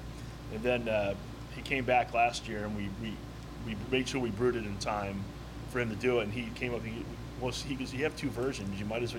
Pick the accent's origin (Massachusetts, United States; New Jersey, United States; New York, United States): Massachusetts, United States; Worcester; now in Florida, United States; I'm from the Worcester area where they're from.